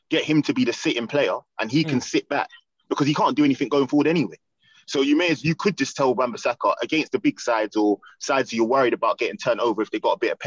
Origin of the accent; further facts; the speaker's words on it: England, United Kingdom; us as English people